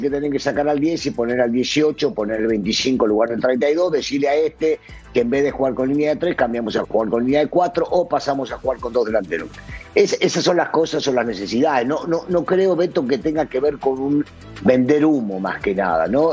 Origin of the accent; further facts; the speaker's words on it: Argentina; sigo siendo argentino